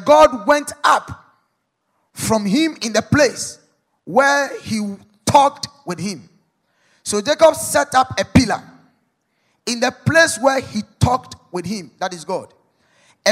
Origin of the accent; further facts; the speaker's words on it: Ghana; as a Ghanaian